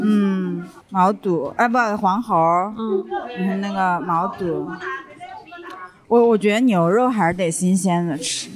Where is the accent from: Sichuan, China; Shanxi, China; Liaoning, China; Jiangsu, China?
Sichuan, China; born or raised there